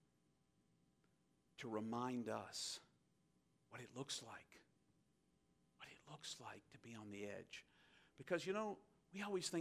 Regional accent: United States; as an American

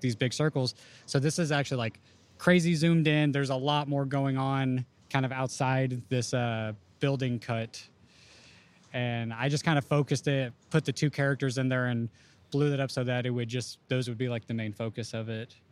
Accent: Houston, Texas, United States; moved away as an adult; now in Chicago, United States; I'm originally from Houston

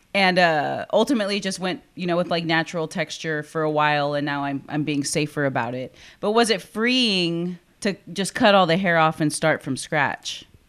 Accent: Corpus Christi, Texas, United States; born and raised in Corpus

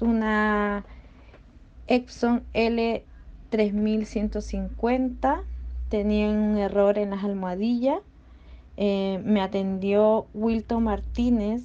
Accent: Chile; soy del país de Chile

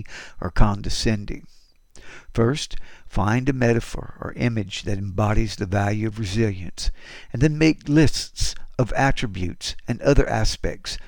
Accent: Houston, Texas, United States; I'm a poet from Houston, Texas

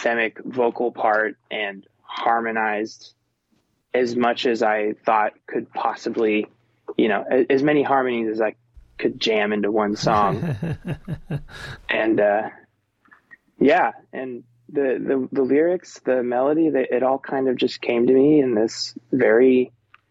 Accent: Florida Keys, United States; moved away as an adult; also born or lived in Nashville; now in Los Angeles, United States; I'm from the Florida Keys, where I'm just surrounded by ocean

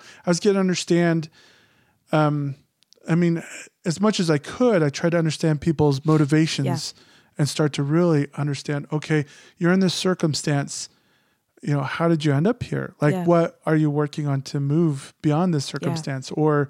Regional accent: Phoenix, Arizona, United States; because I grew up in Phoenix, my ideas were very, I mean, it's funny because I'm very conservative, but my ideas were more liberal than Snowflake was used to.

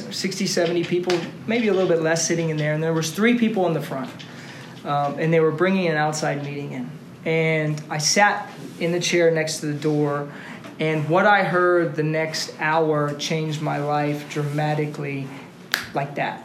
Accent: Austin, Texas, United States; Born and raised in Austin

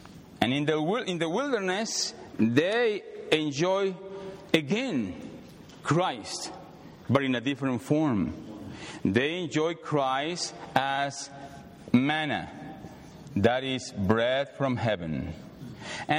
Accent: Mexico City, Mexico; moved away as an adult; now in United States; I came from Mexico City, 1988. When I came here, pure Mexican

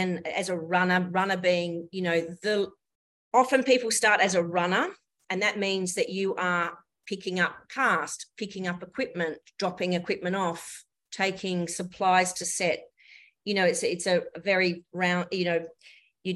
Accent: Kalgoorlie, Western Australia, Australia; My first paid job was in my hometown of Kalgoorlie. I grew up in Kalgoorlie in Western Australia.

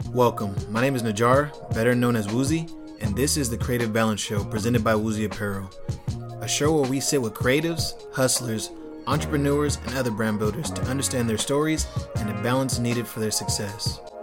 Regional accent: Fresno, California, United States; also born or lived in Hawthorne, California; I can't claim LA because I'm mostly from Fresno.

